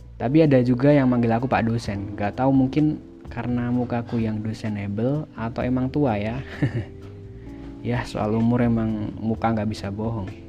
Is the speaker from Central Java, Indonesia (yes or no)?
yes; Temanggung, Central Java, Indonesia; Aku lahir di Temanggung, sebuah daerah di Provinsi Jawa Tengah